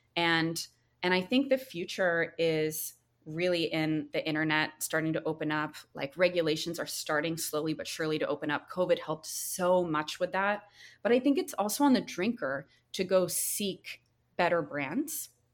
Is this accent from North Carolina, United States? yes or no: yes; North Carolina, United States; moved away; where I grew up in North Carolina